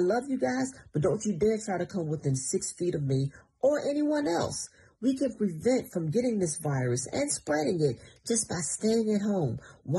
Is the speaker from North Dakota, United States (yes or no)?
no; Portsmouth, Virginia, United States; I'm from Portsmouth. I went to Hampton University.